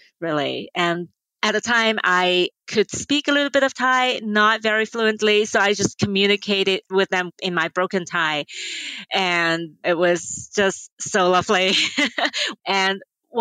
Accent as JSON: {"language": "English", "country": "Hong Kong", "tie": "born or raised there", "also_born_or_lived": "France", "moved": "yes", "said": "I was born and raised in Hong Kong"}